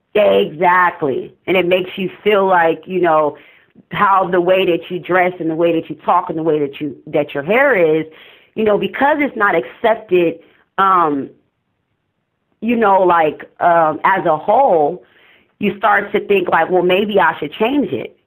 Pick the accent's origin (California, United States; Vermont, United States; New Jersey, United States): California, United States; Oakland; I'm from East Oakland